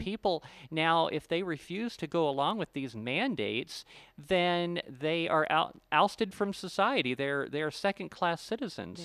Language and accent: English; Ohio, United States; moved away; also born or lived in Florida; I grew up in Ohio